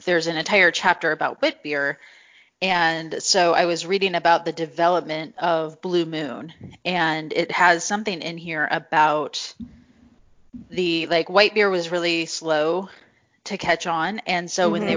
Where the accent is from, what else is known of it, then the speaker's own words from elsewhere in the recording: Missouri, United States; I grew up in Missouri